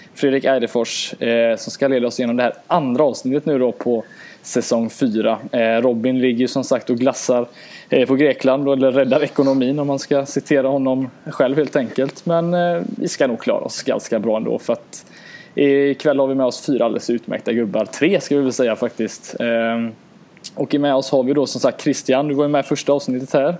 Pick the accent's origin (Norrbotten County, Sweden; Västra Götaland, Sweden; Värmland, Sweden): Västra Götaland, Sweden; Gothenburg; Göteborg, min hemstad